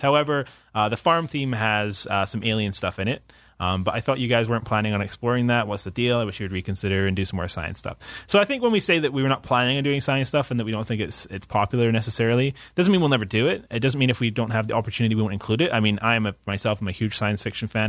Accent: Scotland, United Kingdom; moved away; as a Scot

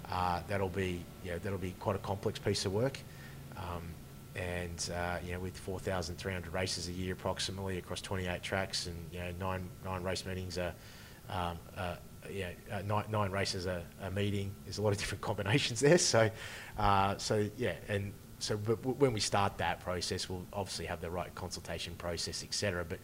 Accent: Bendigo, Victoria, Australia; also born or lived in Mildura; I grew up in Bendigo.

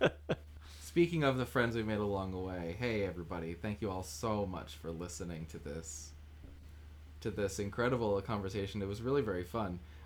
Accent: United States; I grew up near New York

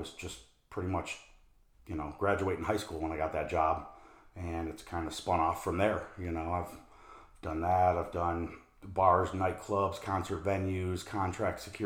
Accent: just outside of Detroit, Michigan, United States; moved away as an adult; also born or lived in South Florida / Las Vegas, Nevada; now in Phoenix, United States; I grew up just outside of Detroit. Lived there till I was approximately 21, 22 years old.

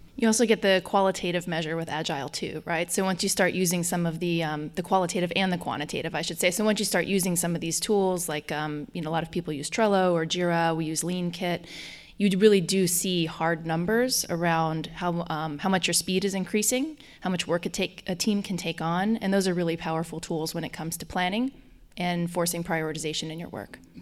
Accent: Colorado, United States; accent: Colorado; also born or lived in Germany; now in Washington, D.C., United States; I have a strong Colorado accent

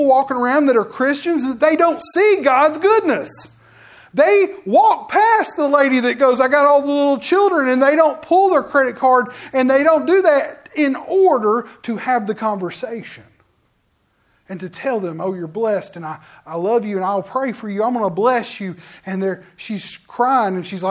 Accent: Forestdale, Alabama, United States; I lived in Forestdale. I went to school at a little country school. And then I said, no, I went to West Jefferson High School.

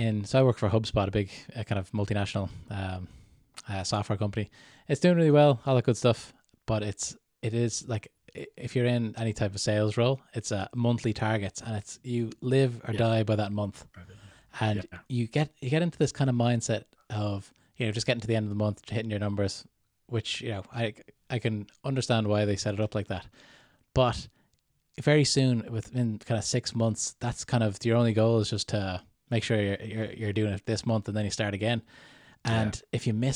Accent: Canada; born there; accent: Canadian; So I was born in Canada a long time ago, but I've got my Canadian accent in the back pocket whenever I need it.

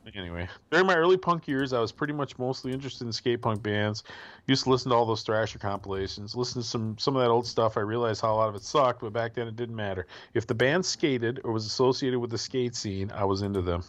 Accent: Milwaukee, Wisconsin, United States; now in Michigan, United States; Where I grew up in the Milwaukee area

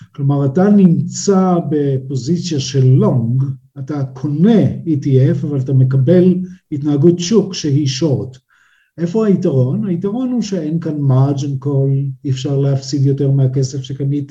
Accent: Israel; בינינו כישראלים

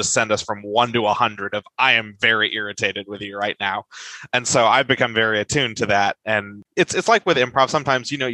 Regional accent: California, United States; I'm a Californian

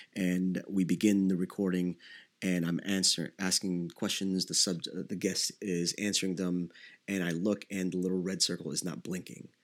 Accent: Davao City, Davao Region, Philippines; moved away; I was born in Davao City in the Philippines

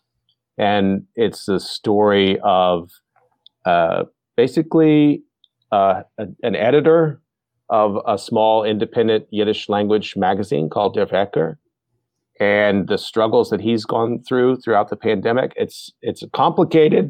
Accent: Texas, United States; moved away; I'm from Texas originally

